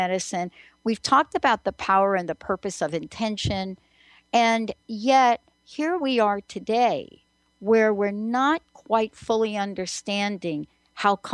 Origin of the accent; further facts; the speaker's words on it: New York, United States; growing up in New York